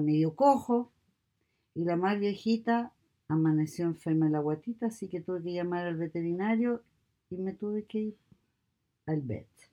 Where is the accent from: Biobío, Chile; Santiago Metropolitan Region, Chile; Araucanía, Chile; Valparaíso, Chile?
Santiago Metropolitan Region, Chile; Santiago; moved away as an adult; now in United States; Soy de Santiago de Chile, South America